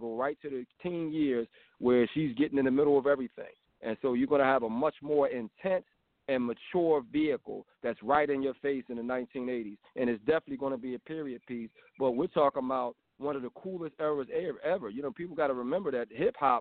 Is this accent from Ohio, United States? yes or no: no; Philadelphia, Pennsylvania, United States; I was born in West Philly, and I moved into the Uptown Mount Airy area. And in the 80s, I mean, we were the fanciest black kids you could ever imagine.